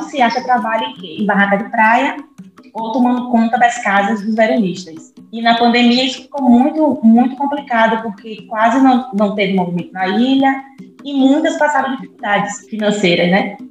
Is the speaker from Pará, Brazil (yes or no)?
no; Salvador, Bahia, Brazil; also born or lived in Vera Cruz, Bahia; eu nasci em Salvador